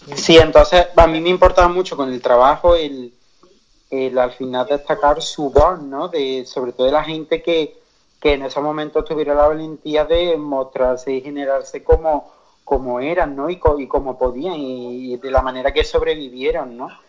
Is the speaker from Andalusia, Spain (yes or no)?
yes; Córdoba, Andalusia, Spain; yo que soy de Córdoba